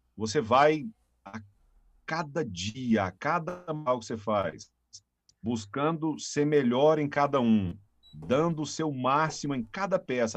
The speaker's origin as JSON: {"language": "Portuguese", "town": "Caçu", "region": "Goiás", "country": "Brazil", "tie": "born or raised there", "moved": "yes", "lives_now": "Rio Verde, Brazil", "said": "natural lá de Catu, né? Aqui no estadão do Goiás"}